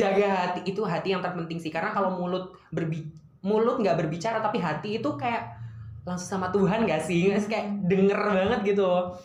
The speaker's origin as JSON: {"language": "Indonesian", "region": "East Java", "country": "Indonesia", "said": "aku dari Jawa Timur"}